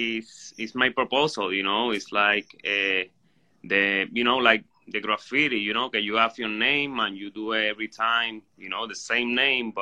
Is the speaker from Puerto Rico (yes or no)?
yes; San Juan, Puerto Rico; moved away as an adult; now in Florida, United States; I'm from Puerto Rico, specific from Nemesio Recanales, que es a un residencial público en San Juan